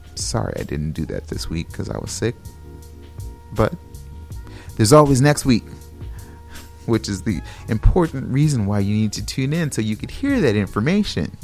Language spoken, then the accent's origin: English; California, United States; moved away; I'm from California